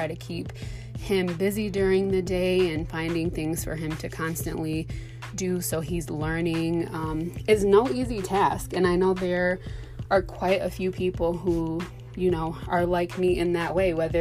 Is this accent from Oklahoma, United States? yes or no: no; Michigan, United States; I'm a Michigan native. Born and raised in Michigan